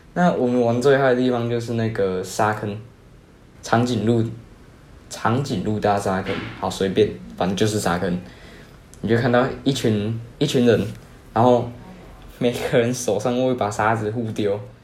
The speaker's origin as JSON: {"language": "Chinese", "region": "Kaohsiung", "country": "Taiwan", "said": "我是高雄人啊， 我是读比较好的国中吧"}